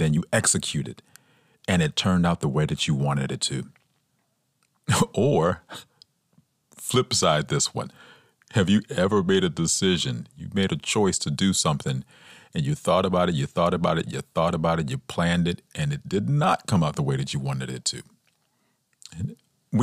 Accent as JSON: {"language": "English", "town": "Atlanta", "region": "Georgia", "country": "United States", "said": "I'm from Atlanta, Georgia"}